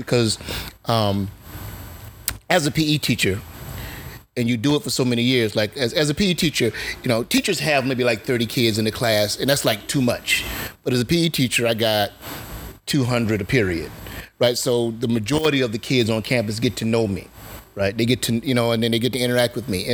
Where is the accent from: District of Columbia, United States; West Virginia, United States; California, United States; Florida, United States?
Florida, United States; Eatonville; We grew up in Eatonville, the oldest black incorporated town in America